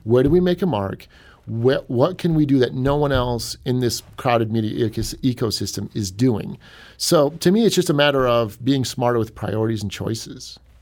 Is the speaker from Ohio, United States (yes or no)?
yes; Cleveland, Ohio, United States; moved away as an adult; now in Saint Louis, United States; I'm from Cleveland originally